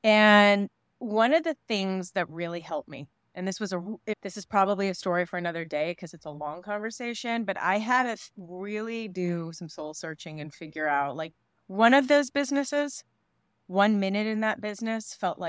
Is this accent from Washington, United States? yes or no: no; New York, United States; I grew up in New York.